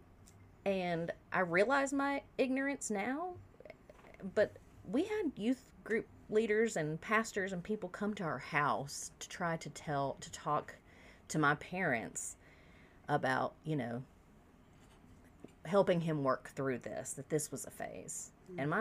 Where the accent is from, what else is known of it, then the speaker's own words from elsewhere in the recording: South Carolina, United States; I grew up in South Carolina.